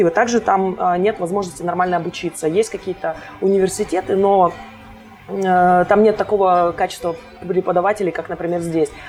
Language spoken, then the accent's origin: Russian; Kostomuksha, Republic of Karelia, Russia; born there; now in Saint Petersburg, Russia; А, я родилась в маленьком городочке под названием Костомукша. Этому городу всего в районе 35 лет.